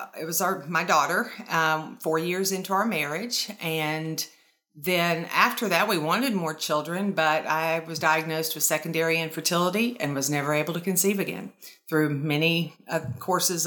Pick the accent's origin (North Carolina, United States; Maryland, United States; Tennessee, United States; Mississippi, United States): North Carolina, United States; also born or lived in Florida; I was born and raised in North Carolina, and then we moved to Florida when I was 14